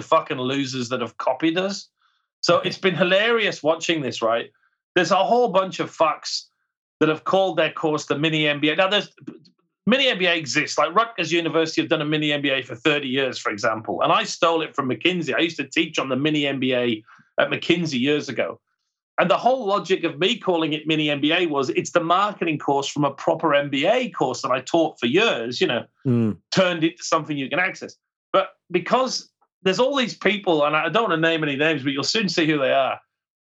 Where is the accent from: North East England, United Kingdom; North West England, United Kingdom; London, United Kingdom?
North West England, United Kingdom; Cumbria, the Lake District; now in Australia; I'm from Cumbria, right? I'm from the Lake District